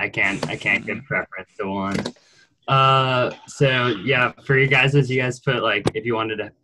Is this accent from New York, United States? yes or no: no; Seattle, Washington, United States; I'm from Seattle.